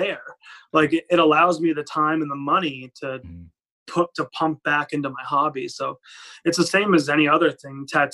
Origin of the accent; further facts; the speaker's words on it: Providence, Rhode Island, United States; I'm from Providence and we have Johnson & Wales here